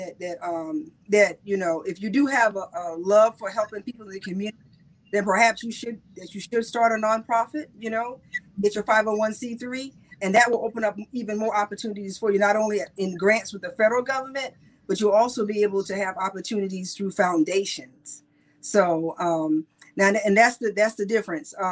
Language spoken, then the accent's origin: English; South Carolina, United States